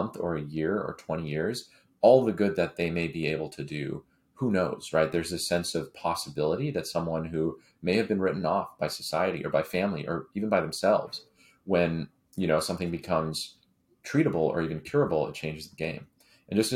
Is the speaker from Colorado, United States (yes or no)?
no; San Francisco Bay Area, California, United States; growing up in the Bay early on.